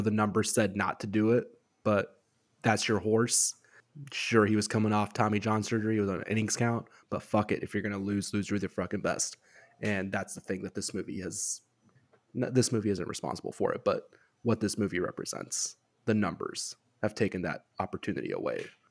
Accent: West Coast, United States; moved away; I grew up on the West Coast

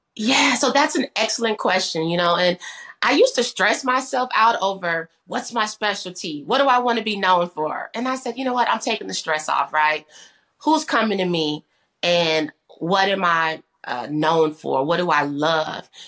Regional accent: Kankakee, Illinois, United States; moved away as an adult; also born or lived in Bloomington, Illinois; now in Dallas, United States; I'm from Kankakee, Illinois. So shout out to my hometown and home state

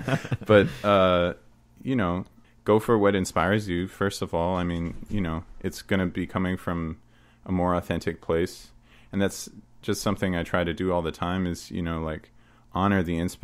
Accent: Canada

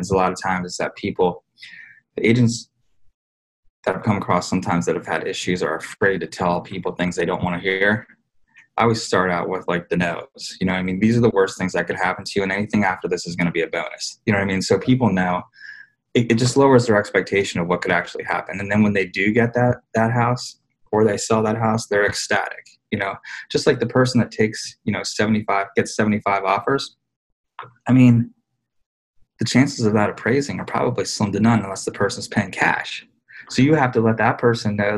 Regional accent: Pennsylvania, United States; born or raised there; now in Harrisburg, United States

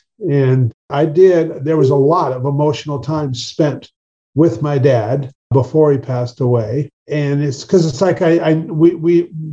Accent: Marysville, Washington, United States; also born or lived in Alaska; I grew up in Marysville, Washington, up about 40 miles north of Seattle.

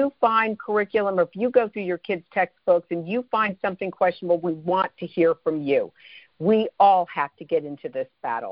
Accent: United States; we, as American citizens

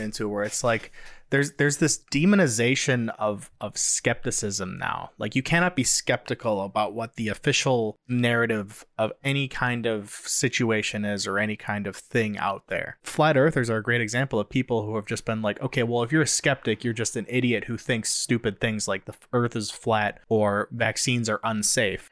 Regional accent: United States; the freedoms we have as Americans

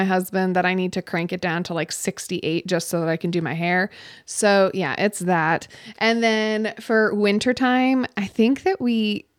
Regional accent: Florida, United States; also born or lived in New England; You know, I'm also from Florida too.

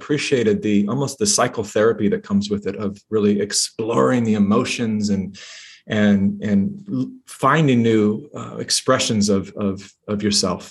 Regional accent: Sacramento, California, United States; moved away as an adult; also born or lived in Hollywood; my hometown of Sacramento, California

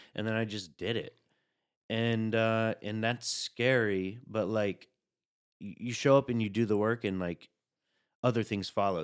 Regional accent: Chattanooga, Tennessee, United States; now in New York, United States; I'm from Chattanooga, Tennessee

